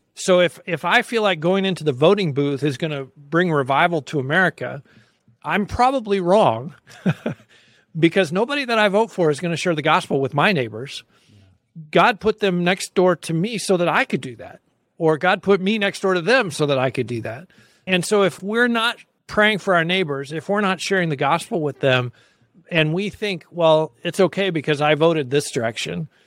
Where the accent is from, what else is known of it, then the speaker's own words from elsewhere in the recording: United States; I'm an American Christian